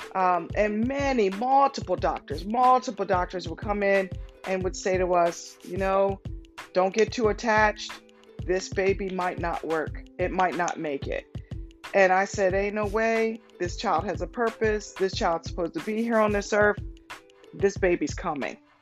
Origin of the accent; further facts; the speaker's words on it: Cambridge, Maryland, United States; also born or lived in Denton, Maryland; I grew up in Cambridge, Maryland